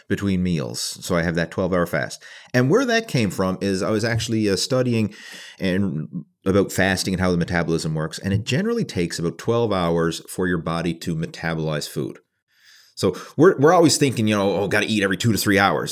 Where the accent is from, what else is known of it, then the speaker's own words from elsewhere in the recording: Canada; being a Canadian